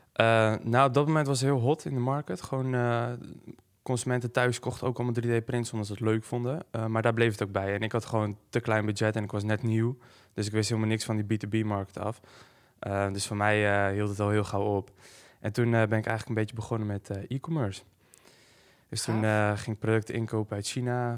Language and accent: Dutch; Hoorn, North Holland, Netherlands; ik kom uit Horen.